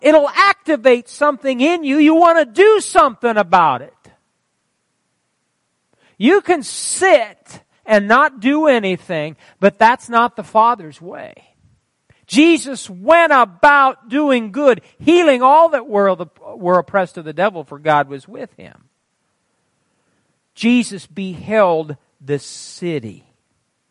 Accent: Fairbury, Nebraska, United States; my hometown of Fairbury, Nebraska.

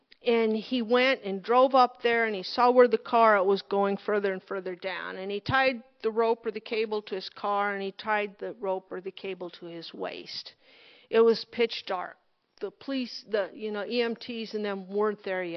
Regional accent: Loup Canal, near Monroe, Nebraska, United States; I grew up on the Monroe Canal, on the Loop Canal

